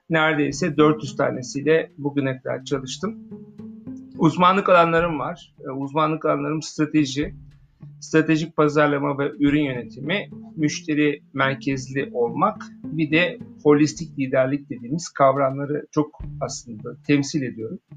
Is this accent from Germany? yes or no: yes; Germany; Almanya'da büyüdüm. Bir Alman e, kafasına sahibim.